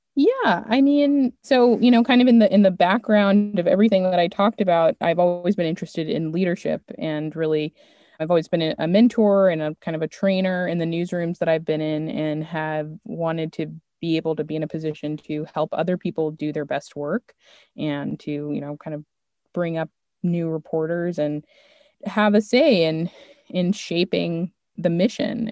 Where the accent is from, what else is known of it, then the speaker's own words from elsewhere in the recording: Maryland, United States; moved away as an adult; also born or lived in New York / Los Angeles; I'm from Maryland